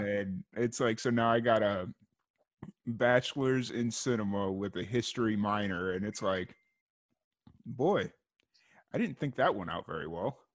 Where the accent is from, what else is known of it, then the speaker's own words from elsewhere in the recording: Chicago, Illinois, United States; now in Waco, United States; I was growing up in Chicago.